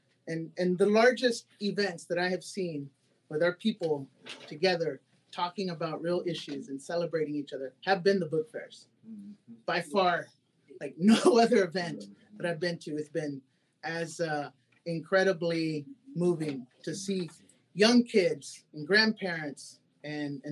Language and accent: English; Houston, Texas, United States; also born or lived in Austin, Texas